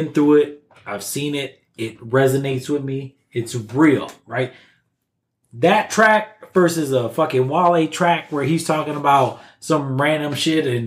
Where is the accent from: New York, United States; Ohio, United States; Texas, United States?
New York, United States; Buffalo; moved away; I'm from Buffalo, New York. The same motherfucking spot that these cats are from. Mm-hmm. I grew up in the ghetto.